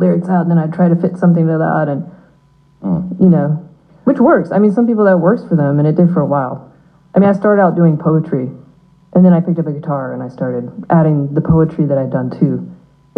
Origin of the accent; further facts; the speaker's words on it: Tennessee, United States; moved away; I grew up in Tennessee for a bit